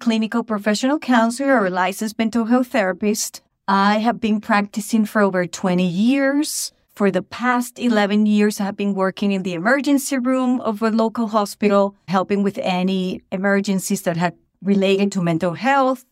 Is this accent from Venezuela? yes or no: yes; Venezuela; English is a second language; moved away as an adult; also born or lived in Boston, Massachusetts; now in United States; I was born in Venezuela, in South America. And at the age of twenty-three, I thought I want to experience what it would be to live somewhere else